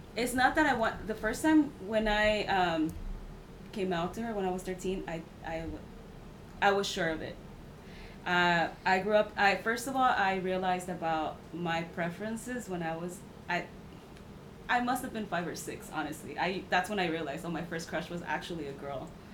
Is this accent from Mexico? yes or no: yes; Mexico; now in United States; I was raised in Mexico for a few years